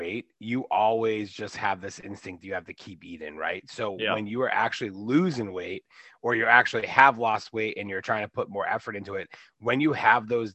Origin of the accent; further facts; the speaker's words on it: Boston, Massachusetts, United States; I'm 37 from the Boston area. I was born and raised here.